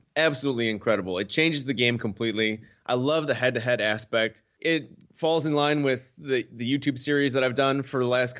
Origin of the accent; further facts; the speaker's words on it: Chicago, Illinois, United States; you know, I'm from Chicago. We're from Chicago. The Chicago Bulls.